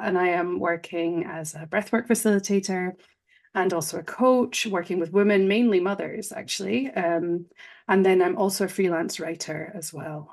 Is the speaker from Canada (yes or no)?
no; Scotland, United Kingdom; moved away as an adult; now in Switzerland; I'm from Scotland, but I'm in Switzerland, which is where my husband is from